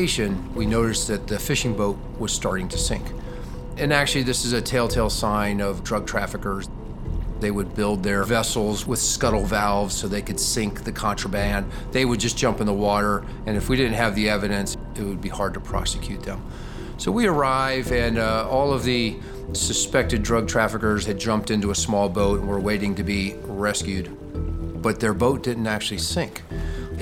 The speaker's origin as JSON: {"language": "English", "town": "Saranac Lake", "region": "New York", "country": "United States", "moved": "yes", "lives_now": "Newport, United States", "said": "I'm from Saranac Lake, New York"}